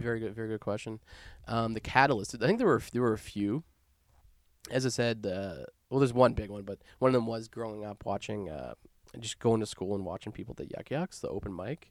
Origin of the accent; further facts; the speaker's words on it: Nova Scotia, Canada; moved away as an adult; now in Victoria, Canada; growing up in Nova Scotia